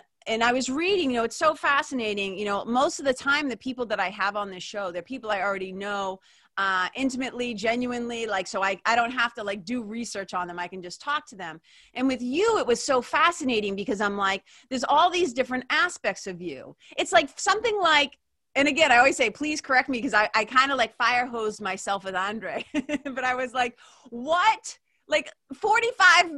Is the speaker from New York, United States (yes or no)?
no; Lawrence, Massachusetts, United States; I was like a poor kid growing up in Lawrence